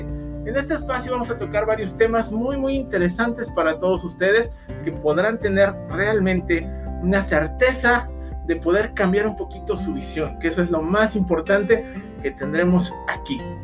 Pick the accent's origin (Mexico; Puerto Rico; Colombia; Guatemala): Mexico; nosotros, como mexicanos